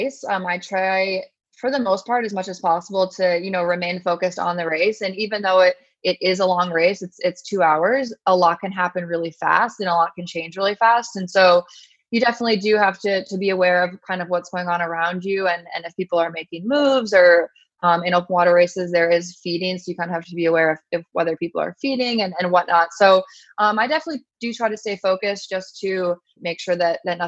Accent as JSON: {"language": "English", "region": "New York", "country": "United States", "tie": "born or raised there", "also_born_or_lived": "North Carolina / California", "moved": "as an adult", "said": "I grew up in New York and then went to school in North Carolina at Duke."}